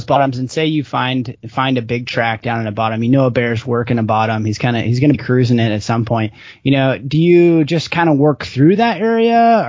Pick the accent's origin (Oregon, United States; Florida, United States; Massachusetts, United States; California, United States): Oregon, United States; I'm from Oregon